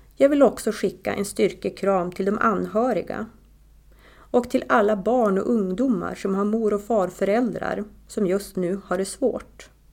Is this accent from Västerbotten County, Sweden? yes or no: yes; Tärna, Västerbotten County, Sweden; now in Östersund, Sweden; jag är ju från Tärna och vi har vårt hus